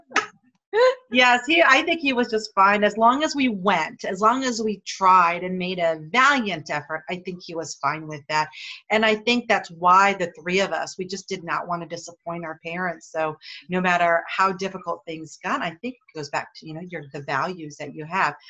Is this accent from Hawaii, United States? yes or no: yes; Hawaii, United States; I grew up here in Hawaii.